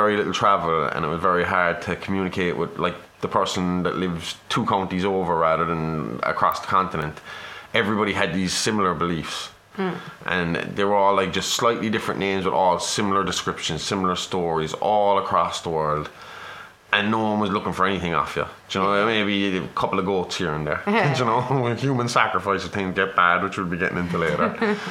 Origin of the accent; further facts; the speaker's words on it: Ireland; brought up a Catholic because I'm Irish